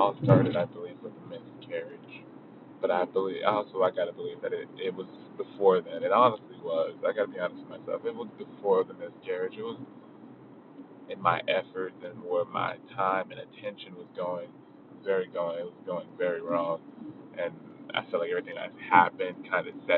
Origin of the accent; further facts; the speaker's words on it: Long Beach, California, United States; I'm from Long Beach, California